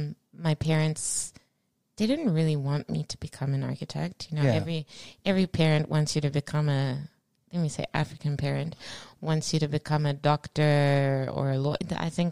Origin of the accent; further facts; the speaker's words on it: Australia; also born or lived in Zimbabwe; I was born in Zimbabwe. At an early age, my family, my dear parents, Margaret and Fortune, moved to Australia.